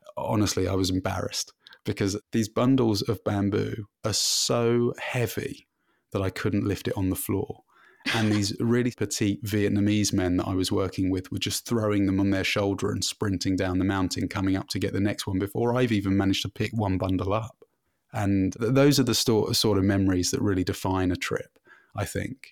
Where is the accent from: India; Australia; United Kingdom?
United Kingdom; London; moved away as an adult; now in Canada; I've been full-time living in Canada, but I'm originally from London in the U K